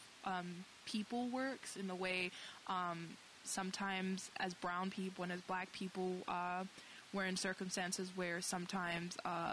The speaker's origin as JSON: {"language": "English", "town": "New York City", "region": "New York", "country": "United States", "tie": "born or raised there", "moved": "yes", "said": "I grew up in the Lower East Side"}